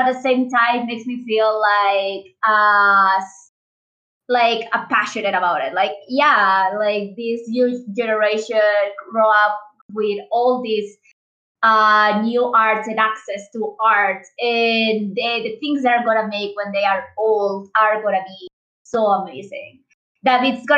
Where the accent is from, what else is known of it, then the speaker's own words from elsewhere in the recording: Mexico; I'm 26, so and I'm from Mexico